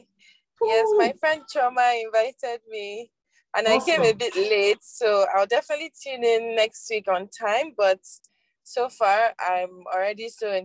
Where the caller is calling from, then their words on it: Nigeria; I'm currently in Abuja.